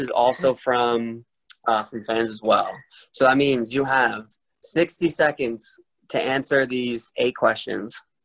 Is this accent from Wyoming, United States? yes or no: no; Rhode Island, United States; moved away as an adult; now in Arizona, United States; I'm from I'm from Rhode Island and when I went to ASU